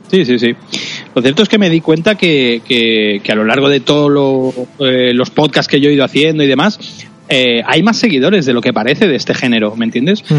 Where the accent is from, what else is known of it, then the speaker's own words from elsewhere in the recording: Cerdanyola del Vallès, Catalonia, Spain; yo aprendí en la radio de mi pueblo natal, en Sarañón del Vallés, en un pueblecito cercano a Barcelona